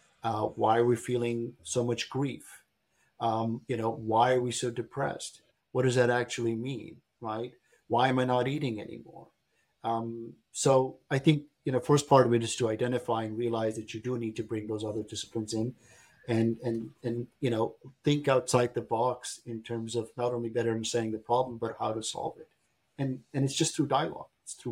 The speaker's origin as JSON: {"language": "English", "region": "Berlin", "country": "Germany", "tie": "born or raised there", "said": "I grew up in Berlin, Germany. My father was posted there as a diplomat. I went to high school in Berlin, but we used to live in East Berlin."}